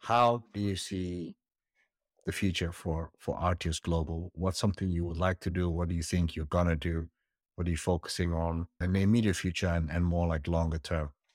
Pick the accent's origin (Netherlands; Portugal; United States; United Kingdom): Netherlands; moved away as an adult; also born or lived in Somalia; moving as a little kid to the Netherlands, growing up there